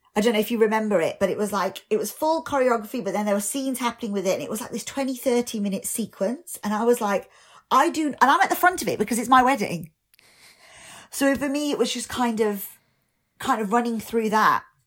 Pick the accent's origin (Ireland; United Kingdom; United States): United Kingdom; being British Asian